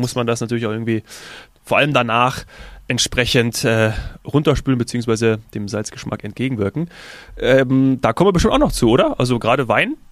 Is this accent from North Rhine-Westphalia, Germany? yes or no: no; Munich, Bavaria, Germany; als Münchner